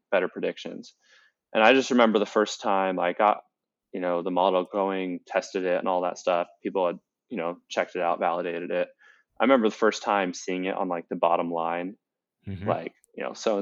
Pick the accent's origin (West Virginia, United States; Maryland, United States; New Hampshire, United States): Maryland, United States; DC suburbs; also born or lived in Florida; I grew up in the Maryland, DC suburbs